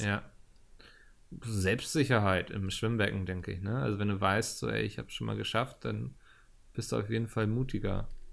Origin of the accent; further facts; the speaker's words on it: Northern Germany, Germany; meine Heimat ist Norddeutschland